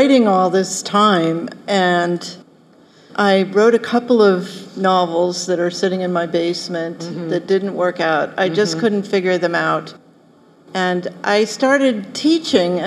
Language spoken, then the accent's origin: English; Philadelphia, Pennsylvania, United States; I grew up in Philadelphia